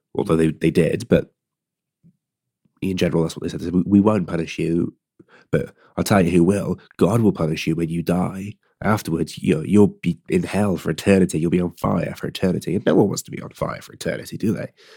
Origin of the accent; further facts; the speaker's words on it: Gloucester, South West England, United Kingdom; I'm from a place called Gloucester, or Gloucester, Gloucester